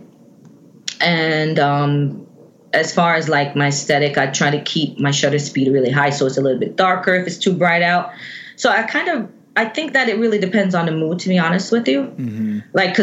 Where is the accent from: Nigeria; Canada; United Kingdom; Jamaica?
Jamaica; now in United States; Born and raised in Jamaica.